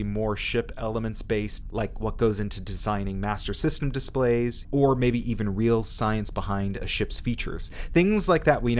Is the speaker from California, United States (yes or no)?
yes; Southern California, United States; moved away as an adult; now in Dublin, Ireland; I was actually born and raised in Southern California, but live in Dublin, Ireland now for almost the past 4 years.